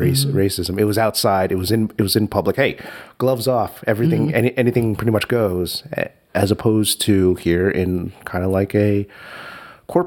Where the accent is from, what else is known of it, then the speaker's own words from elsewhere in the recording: New York City, New York, United States; Jackson Heights, New York City